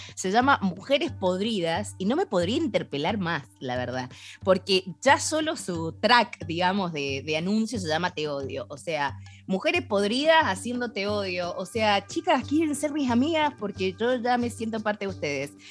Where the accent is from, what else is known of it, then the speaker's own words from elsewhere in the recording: Cuyo, Argentina; nos vamos para mi tierra